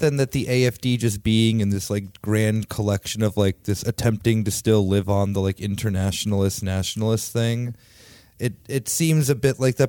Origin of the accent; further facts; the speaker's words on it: United States; also born or lived in Italy / Greece; I'm second generation American